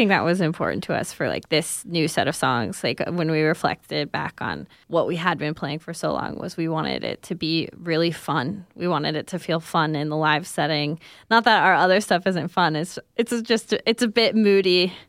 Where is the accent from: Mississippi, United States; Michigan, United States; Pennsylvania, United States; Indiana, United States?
Indiana, United States; also born or lived in California; now in Portland, United States; I'm originally from Indiana.